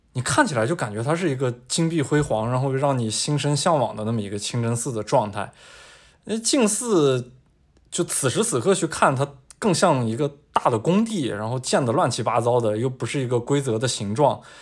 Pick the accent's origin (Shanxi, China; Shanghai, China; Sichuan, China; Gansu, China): Shanxi, China; Taiyuan; moved away; also born or lived in Beijing; 我的老家是山西太原